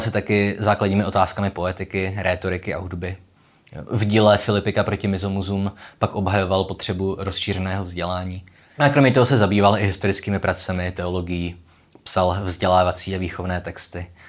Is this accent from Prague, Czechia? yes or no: no; Olomouc, Olomouc Region, Czechia; jsem z Olomouce